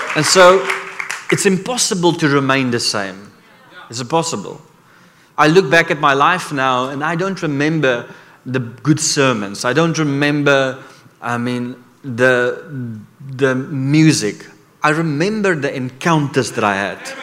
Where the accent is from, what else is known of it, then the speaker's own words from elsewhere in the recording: South Africa; I come from Africa